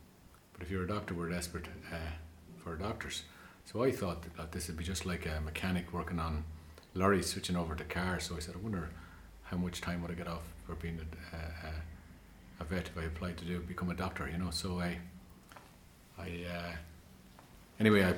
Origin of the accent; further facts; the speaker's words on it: Ireland; I come from Ireland, and very typical Irish young lad growing up.